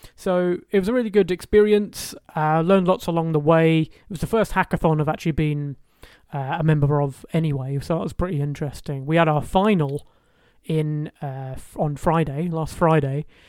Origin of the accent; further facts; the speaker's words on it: Highlands of Scotland, United Kingdom; all the way in the Highlands of Scotland. That's where I grew up.